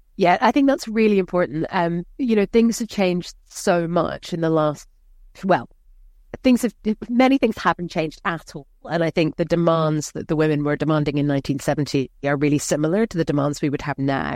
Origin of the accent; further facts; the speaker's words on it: Scotland, United Kingdom; I'm from a working class background, I'm Scottish